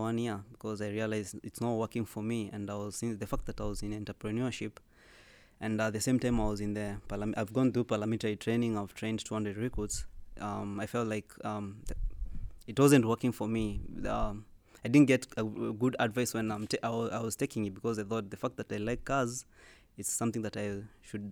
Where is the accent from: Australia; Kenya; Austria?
Kenya; now in Qatar; I live in Qatar. I'm originally from Kenya